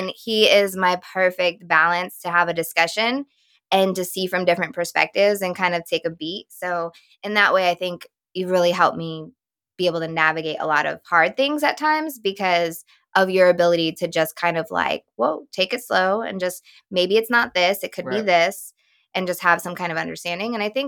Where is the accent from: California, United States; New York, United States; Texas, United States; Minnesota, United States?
Texas, United States; now in Connecticut, United States; But that's how we both actually ended up in Connecticut, because I'm originally from Texas